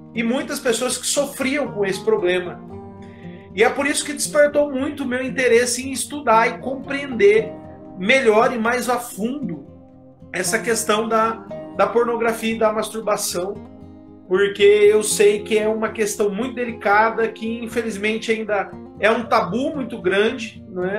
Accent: Votuporanga, São Paulo, Brazil; eu sou aqui de Votuporanga, interior de São Paulo.

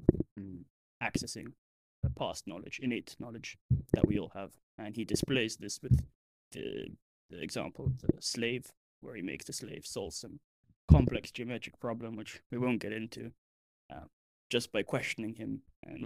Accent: Milan, Lombardy, Italy; moved away; I'm from Milan.

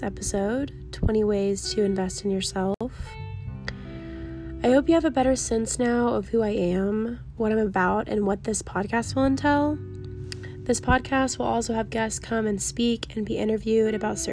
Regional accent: Texas, United States; I am a 22-year-old female born and raised in Texas

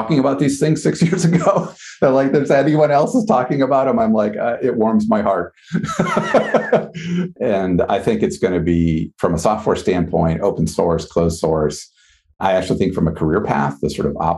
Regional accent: Wisconsin, United States; now in Boston, United States; I grew up in Wisconsin.

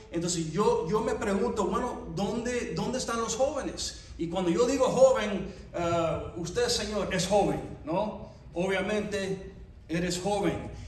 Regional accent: United States; somos ciudadanos de, de los Estados Unidos

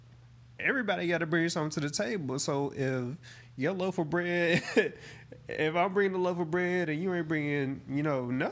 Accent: the South, United States; I'm from the South

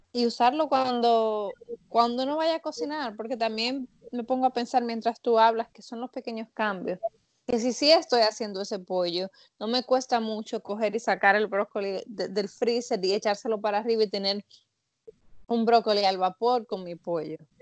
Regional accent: Dominican Republic; Yo soy dominicana

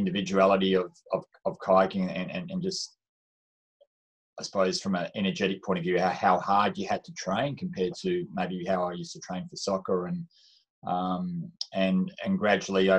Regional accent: Swan Valley, Western Australia, Australia; I grew up in the Swan Valley in Western Australia

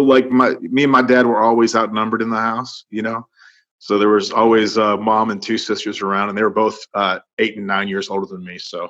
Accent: Cut and Shoot, Texas, United States; Well, Cut and Shoot, Texas is outside of Conroe, which is outside of Houston. It's right in the middle of the Piney Woods of East Texas.

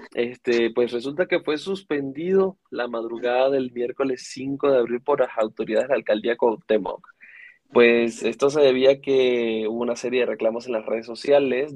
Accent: Venezuela; also born or lived in Iztapalapa, Mexico City, Mexico; now in Mexico City, Mexico; soy de Venezuela

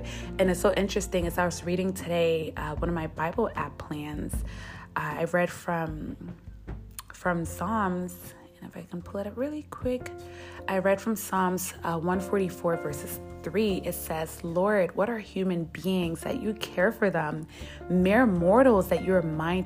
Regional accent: United States; as an American

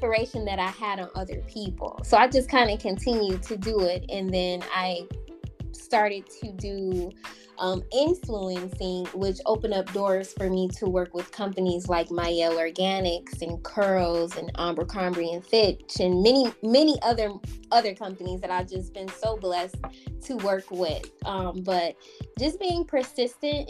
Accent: Detroit, Michigan, United States; moved away as an adult; also born or lived in Georgia / South Carolina / Charlotte; I was born in Georgia, but I was raised in Detroit, Michigan.

